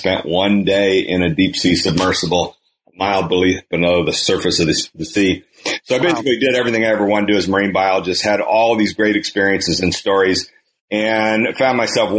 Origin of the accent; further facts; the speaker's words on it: Kansas, United States; moved away; primarily in the state of Kansas, my home state.